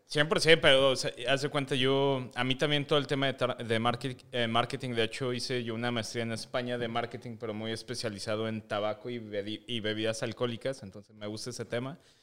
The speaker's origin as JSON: {"language": "Spanish", "town": "Metepec", "region": "State of Mexico", "country": "Mexico", "tie": "born or raised there"}